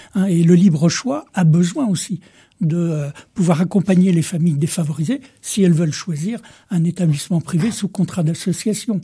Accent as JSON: {"language": "French", "area": "Vendée", "region": "Pays de la Loire", "country": "France", "said": "je suis de Vendée"}